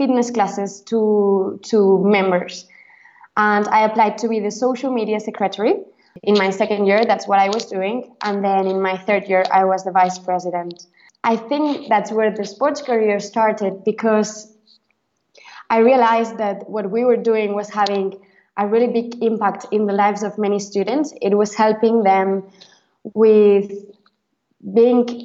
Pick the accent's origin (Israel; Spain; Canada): Spain; first language Catalan; English is a second language; moved away as an adult; also born or lived in Exeter, United Kingdom; now in Switzerland; I come from Spain and I arrived to the University of Exeter